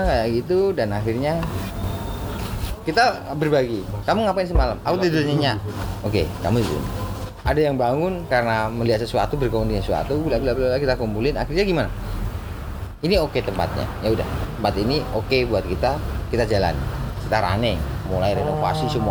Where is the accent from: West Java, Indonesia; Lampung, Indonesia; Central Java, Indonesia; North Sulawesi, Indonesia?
Central Java, Indonesia; Surakarta; Sebagai orang Solo